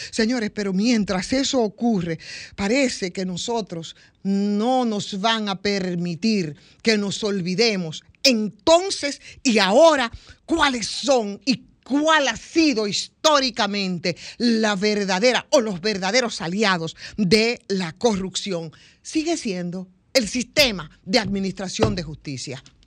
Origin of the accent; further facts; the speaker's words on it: Villa Jaragua, Bahoruco, Dominican Republic; de donde vengo yo, es específicamente de ahí, Villaragua, siete kilómetros del municipio cabecera que es Neiva.